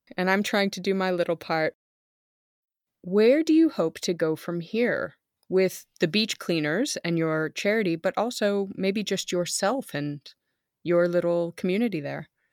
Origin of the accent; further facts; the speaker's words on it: near Monterey Bay, California, United States; moved away as an adult; now in Germany; I grew up in California near Monterey Bay